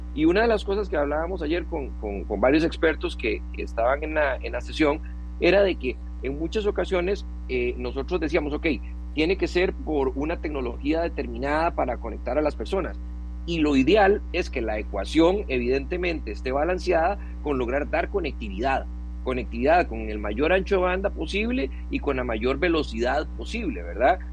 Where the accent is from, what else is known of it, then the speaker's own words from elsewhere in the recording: Costa Rica; como costarricense